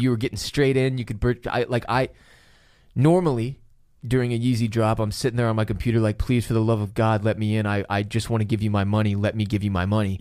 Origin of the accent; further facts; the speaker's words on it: Houston, Texas, United States; now in Austin, United States; we live in Austin, Texas. We're, f, we're from Houston, Texas